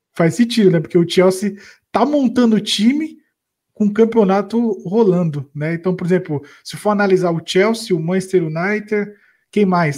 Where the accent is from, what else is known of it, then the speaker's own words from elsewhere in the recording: Brazil; a gente é brasileiro